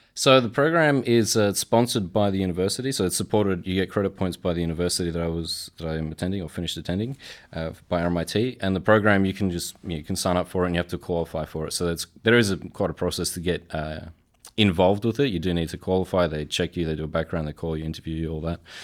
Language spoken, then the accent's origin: English; Australia; I'm Polish in background and I was born and raised in Australia.